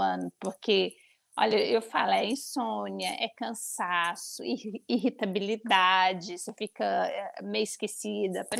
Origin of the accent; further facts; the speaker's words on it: Uberlândia, Minas Gerais, Brazil; moved away as an adult; also born or lived in São Paulo; now in Lisbon, Portugal; eu sou brasileira, sou nascida em Uberlândia